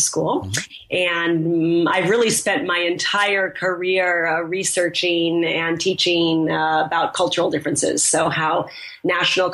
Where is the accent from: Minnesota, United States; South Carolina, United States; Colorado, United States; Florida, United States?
Minnesota, United States; moved away as an adult; also born or lived in Southeast Asia / Southern Africa; now in Paris, France; So I was born and raised in Minnesota, in the Midwest of the U.S., and I spent my whole childhood there.